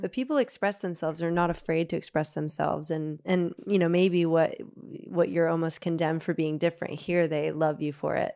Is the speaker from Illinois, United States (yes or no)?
no; Nashville, Tennessee, United States; moved away as an adult; also born or lived in Liverpool, United Kingdom; now in United Kingdom; growing up in Nashville